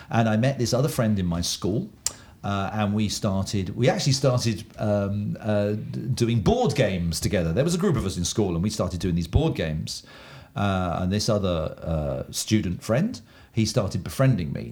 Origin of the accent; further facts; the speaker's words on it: Oxford, South East England, United Kingdom; moved away; I'm an Englishman from England, um, and I grew up in a uh, university town in England, well known university town called Oxford.